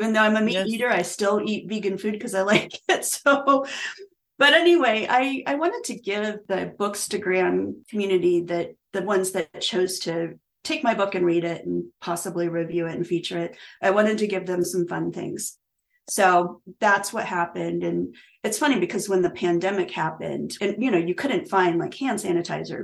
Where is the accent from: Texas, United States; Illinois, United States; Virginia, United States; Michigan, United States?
Virginia, United States; moved away; I was born in Virginia. So I don't live there, but I'm from Virginia.